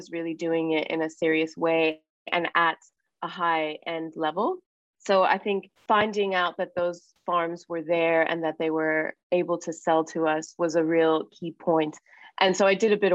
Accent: Miami, Florida, United States; moved away as an adult; also born or lived in California; now in Australia; Growing up in Miami and Cuban household

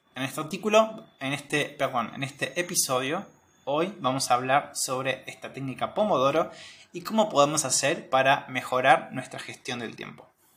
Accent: Argentina; soy de Argentina

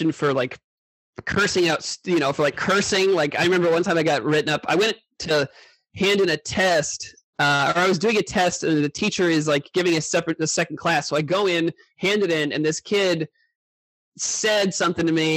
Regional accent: Indiana, United States; now in New York, United States; I'm from Indiana

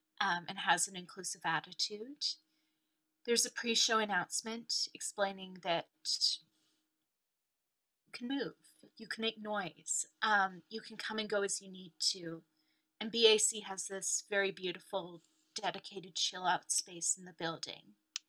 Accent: Canada; also born or lived in Sheffield; now in London, United Kingdom; in Sheffield, but came over to Canada quite young.

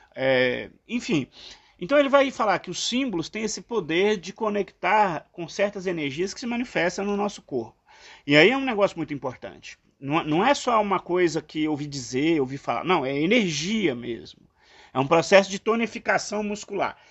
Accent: eastern Minas Gerais, Brazil; now in São Paulo, Brazil; no leste de Minas, onde eu nasci

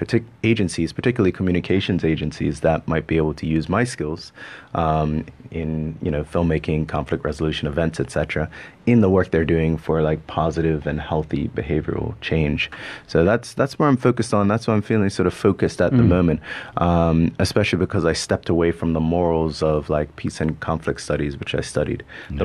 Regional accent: Bermuda; accent: part Canadian, part Bermudian; I come from Bermuda. And for those who are listening, my accent's all over the place. It's part Canadian, part Bermudian, part all sorts of stuff.

